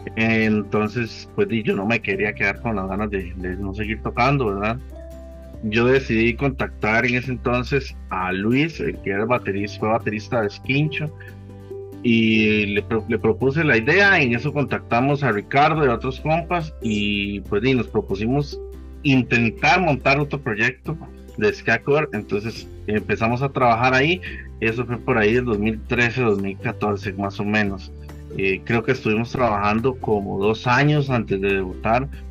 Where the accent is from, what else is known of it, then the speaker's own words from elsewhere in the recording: Heredia, Costa Rica; yo soy de Heredia